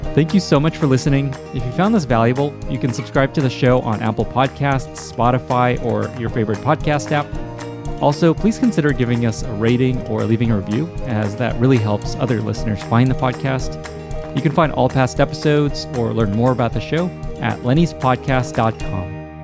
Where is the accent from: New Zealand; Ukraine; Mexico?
Ukraine; Odesa, Odesa Oblast; moved away; I was born in Odessa, Ukraine, which was not so far from Chernobyl.